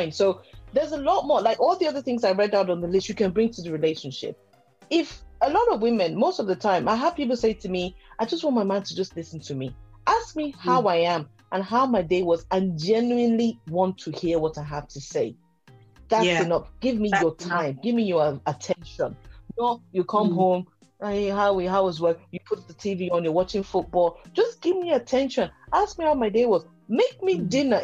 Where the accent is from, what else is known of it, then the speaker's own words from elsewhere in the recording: Nigeria; I grew up in a very rich household when I was growing up in Nigeria.